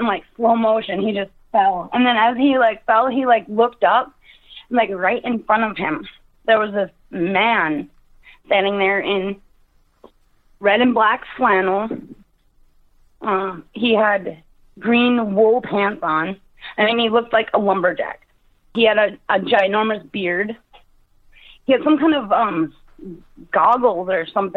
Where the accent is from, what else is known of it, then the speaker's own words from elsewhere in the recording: Brimson, Minnesota, United States; it was 1997, what would make me 12 years old, and Brimson, Minnesota.